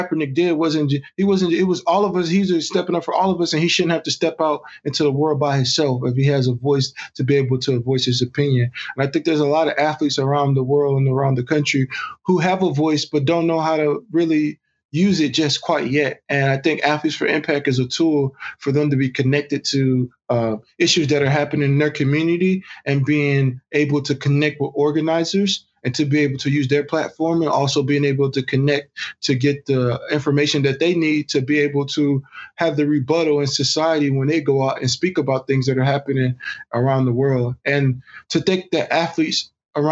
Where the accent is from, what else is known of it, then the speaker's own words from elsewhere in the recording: Texas, United States; growing up in Texas and seeing the racial lines as a child